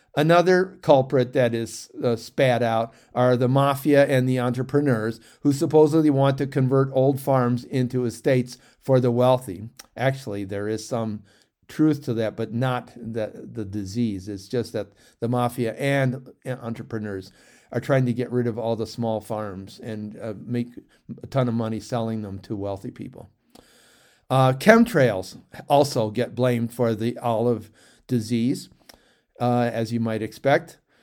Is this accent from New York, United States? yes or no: no; St. Clair Shores, Michigan, United States; I grew up in Saint Clair Shores, a suburb of Detroit